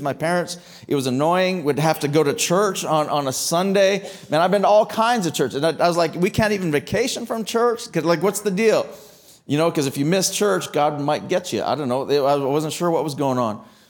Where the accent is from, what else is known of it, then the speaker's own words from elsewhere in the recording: Canada; as a Canadian citizen